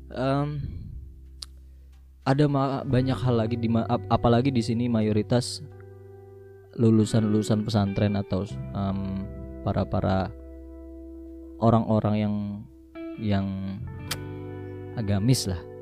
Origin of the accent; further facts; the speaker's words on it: Jakarta, Indonesia; now in Jember, Indonesia; sama halnya kayak kayak gue orang Jakarta dulu yang ngecengin orang-orang Jawa karena gini perbedaan kultur dan budaya di Jakarta dan di Jember itu luar biasa berbeda